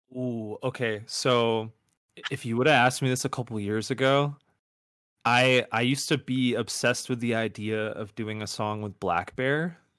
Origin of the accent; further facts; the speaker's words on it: outside of Buffalo, upstate New York, United States; I grew up in upstate New York, like, outside of Buffalo